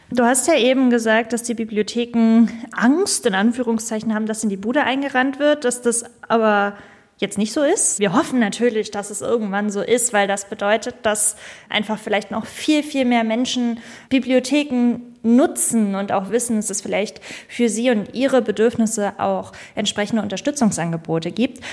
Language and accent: German; Schleswig-Holstein, Germany; meinem Heimatland Schleswig-Holstein